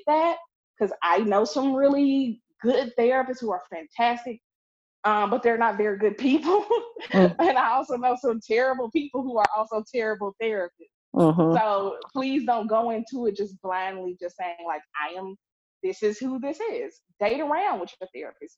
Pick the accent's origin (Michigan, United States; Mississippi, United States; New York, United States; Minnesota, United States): Mississippi, United States; Clarksdale; I'm from Clarksdale, Mississippi. This is rural